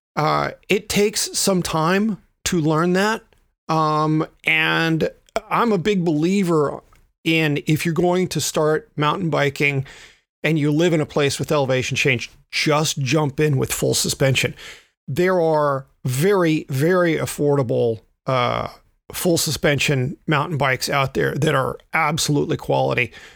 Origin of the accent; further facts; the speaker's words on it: the South, United States; I am a Southerner